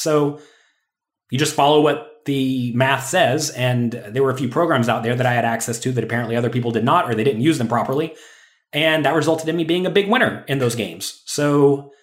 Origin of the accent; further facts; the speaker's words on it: Pensacola, Florida, United States; I was born in Pensacola, Florida.